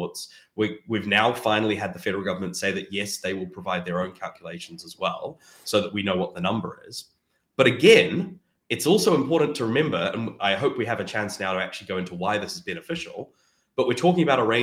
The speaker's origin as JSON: {"language": "English", "country": "New Zealand", "moved": "yes", "lives_now": "Canada", "said": "my home country of New Zealand"}